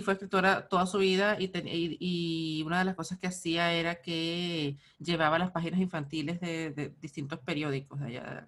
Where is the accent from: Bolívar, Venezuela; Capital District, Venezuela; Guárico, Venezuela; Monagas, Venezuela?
Guárico, Venezuela; Altagracia de Orituco; yo soy de Altagracia de Brituco